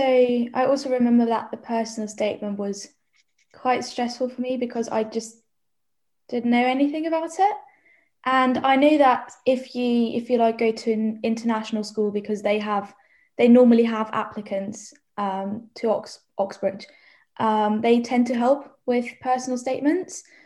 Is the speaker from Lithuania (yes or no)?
no; Germany; moved away as an adult; now in Oxford, United Kingdom; I'm from Germany